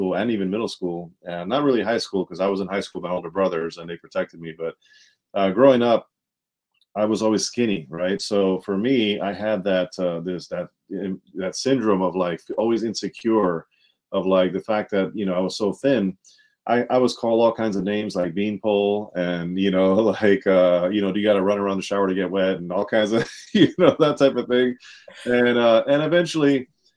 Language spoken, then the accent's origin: English; Montgomery County, Maryland, United States; also born or lived in Washington, D.C.; born in D.C., raised in Montgomery County, Maryland